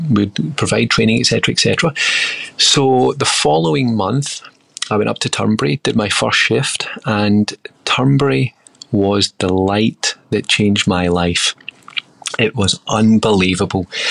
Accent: Troon, Scotland, United Kingdom; moved away; also born or lived in Sydney, Australia / Glasgow, Scotland; I grew up in Scotland in a small town called Troon.

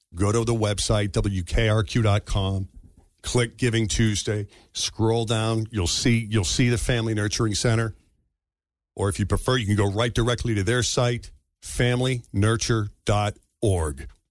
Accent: just outside Boston, Massachusetts, United States; my hometown's public high school just outside Boston

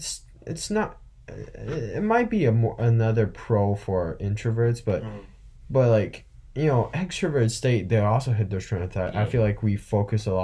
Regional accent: China; now in United States; I'm from China. I've spent a lot most of my life there, and I've lived here.

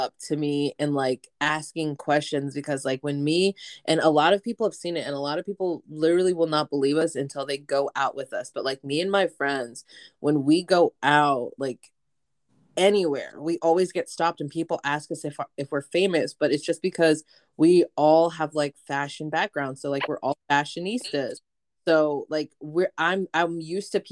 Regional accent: Lawrence, Kansas, United States; in my hometown of Lawrence, Kansas

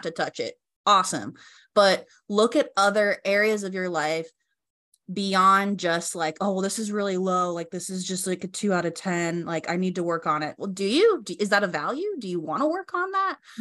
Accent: Colorado, United States; moved away as an adult; now in Laguna Beach, United States; So I grew up in Colorado, and then I decided to move to California.

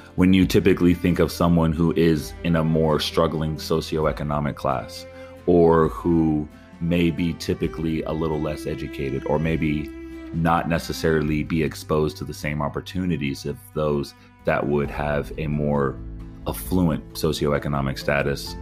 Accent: California, United States; I'm from California

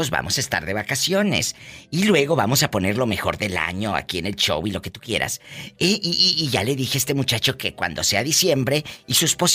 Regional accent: Los Algodones, Baja California, Mexico; Yo soy de LA, mi diva, LABC. En Baja California.

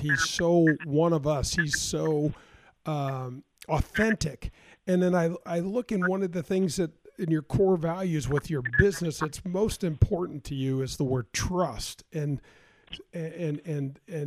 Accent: St. Louis, Missouri, United States; growing up in North County. It was pretty much blue collar

